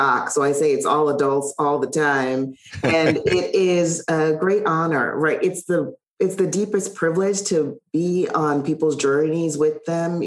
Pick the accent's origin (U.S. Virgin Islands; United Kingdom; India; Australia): U.S. Virgin Islands; Charlotte Amalie; born or raised there; moved away